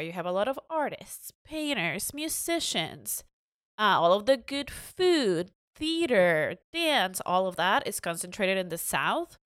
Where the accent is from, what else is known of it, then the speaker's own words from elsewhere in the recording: Mexico; moved away; growing up in Mexico